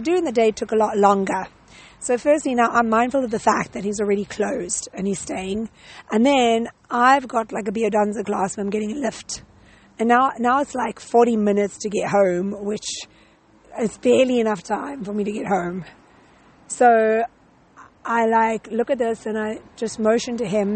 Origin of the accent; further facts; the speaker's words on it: South Africa; moved away; we're both from South Africa